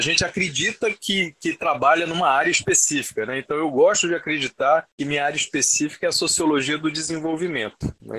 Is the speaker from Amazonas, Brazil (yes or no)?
yes; Manaus, Amazonas, Brazil; eu sou aqui de Manaus mesmo